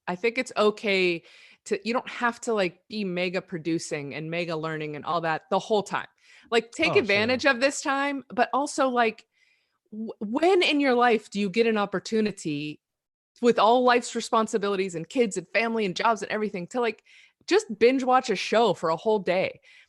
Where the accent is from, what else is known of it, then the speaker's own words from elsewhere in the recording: Pittsburgh, Pennsylvania, United States; He was in Pittsburgh, which is where I grew up too.